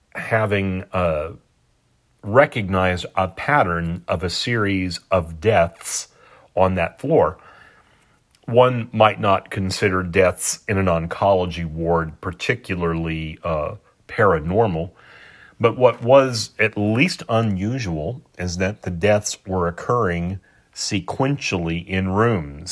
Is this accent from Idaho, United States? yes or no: no; San Antonio, Texas, United States; Here in my hometown of San Antonio, Texas